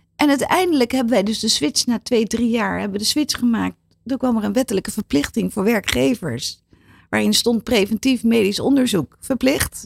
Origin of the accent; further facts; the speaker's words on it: Netherlands; wij als Nederlander